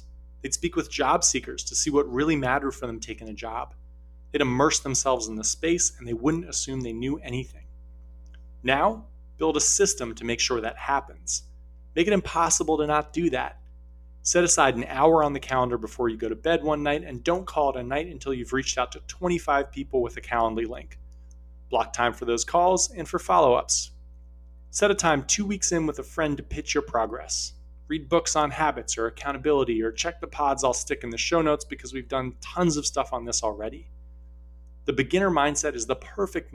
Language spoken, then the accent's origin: English; New York, United States; as a New Yorker